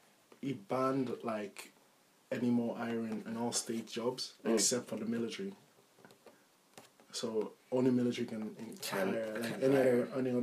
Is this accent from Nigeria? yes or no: yes; Nigeria; moved away; growing up in Nigeria